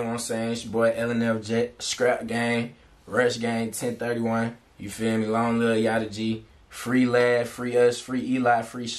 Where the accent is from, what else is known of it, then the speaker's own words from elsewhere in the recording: St. Thomas, U.S. Virgin Islands; I'm from St. Thomas, U.S. Virgin Islands, you feel me? That where I was born.